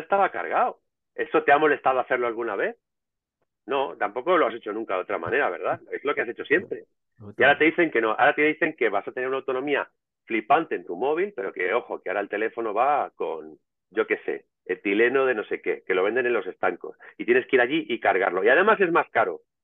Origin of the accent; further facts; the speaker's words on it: Madrid, Community of Madrid, Spain; donde yo me crié en Madrid